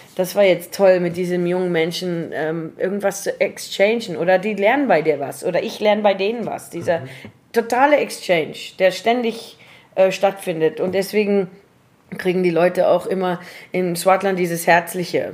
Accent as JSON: {"language": "German", "area": "Swartland", "region": "Western Cape", "country": "South Africa", "tie": "born or raised there", "also_born_or_lived": "Paarl / Germany"}